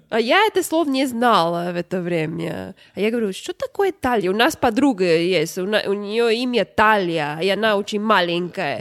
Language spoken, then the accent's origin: Russian; Florida, United States; Russian is a second language; also born or lived in New York; я сама из Флориды